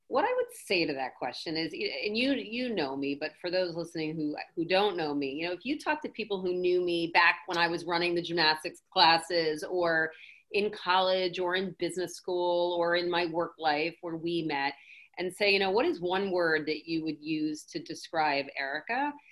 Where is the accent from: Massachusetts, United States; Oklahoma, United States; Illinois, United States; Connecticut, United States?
Connecticut, United States; Milford; Connecticut. We did it in Milford, oh. Connecticut.